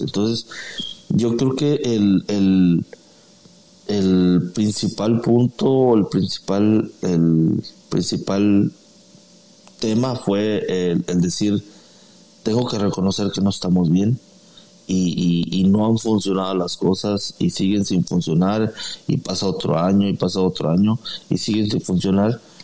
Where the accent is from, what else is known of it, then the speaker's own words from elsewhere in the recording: Guadalajara, Jalisco, Mexico; now in San Antonio, United States; yo soy de originario de Guadalajara, Jalisco.